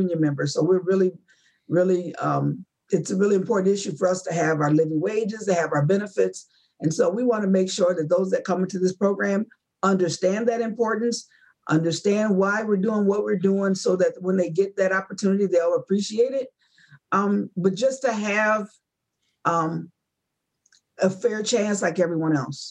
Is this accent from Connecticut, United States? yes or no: no; Grand Rapids, Michigan, United States; I am from Grand Rapids, not Detroit.